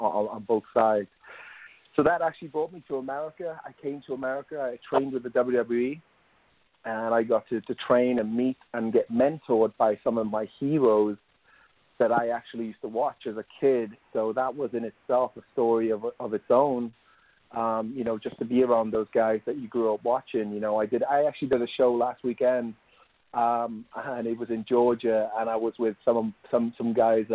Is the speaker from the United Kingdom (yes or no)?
yes; Wales, United Kingdom; moved away as an adult; now in United States; I grew up in Wales in the United Kingdom.